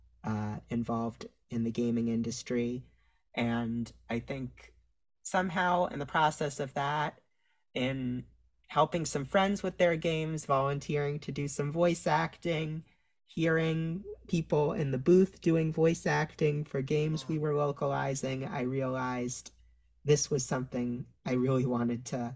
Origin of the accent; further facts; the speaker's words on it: New York, United States; I'm from New York